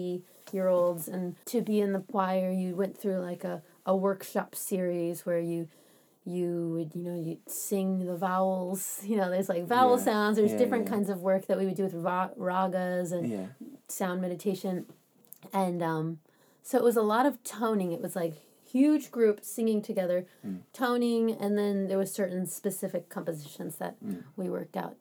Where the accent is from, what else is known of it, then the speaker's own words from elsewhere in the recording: Florida, United States; moved away as an adult; now in Bay Area, United States; I'm from Florida